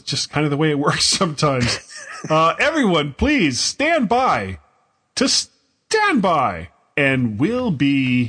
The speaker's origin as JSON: {"language": "English", "region": "Florida", "country": "United States", "said": "I'm from Florida"}